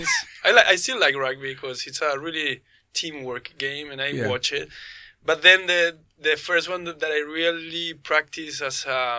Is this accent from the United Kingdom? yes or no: no; Chile; I'm a Chilean skydiver